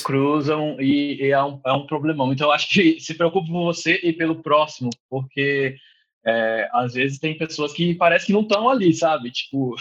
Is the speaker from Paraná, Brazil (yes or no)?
no; São Paulo, Brazil; moved away as an adult; now in Dublin, Ireland; eu sou de São Paulo